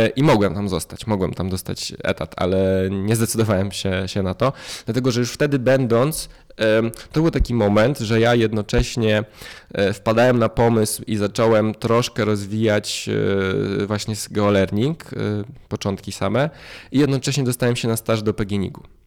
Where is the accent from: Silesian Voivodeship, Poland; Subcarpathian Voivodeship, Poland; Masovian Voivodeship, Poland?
Masovian Voivodeship, Poland; a village near Warsaw; Ja się wychowałem na wsi yy, pod Warszawą. To jest 35 km od rogatek Warszawy